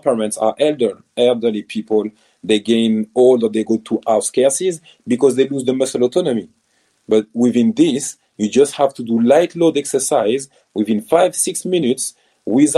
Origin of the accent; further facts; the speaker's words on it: France; accent: French; first language French; English is a second language; moved away as an adult; also born or lived in Nottingham, England; now in United Kingdom; I'm born in France, but I'm African and proud of it. My parents are born and raised in Cameroon, so I grew up in France